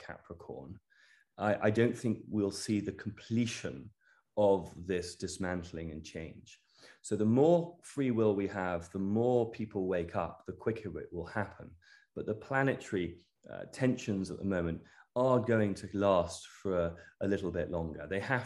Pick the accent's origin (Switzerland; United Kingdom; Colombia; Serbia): United Kingdom; Cornwall, South West England; also born or lived in London; I'm English. I grew up in the United Kingdom. I grew up in Cornwall and London. Home is Cornwall, and I love it.